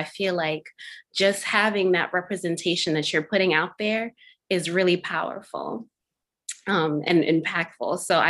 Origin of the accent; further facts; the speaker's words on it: Zimbabwe; growing up in Zimbabwe